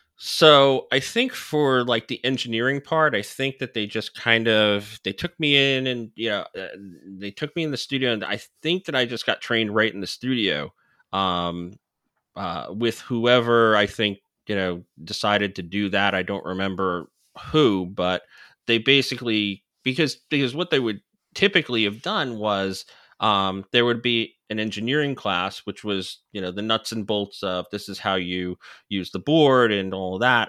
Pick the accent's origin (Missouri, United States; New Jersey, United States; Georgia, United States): New Jersey, United States; I grew up in New Jersey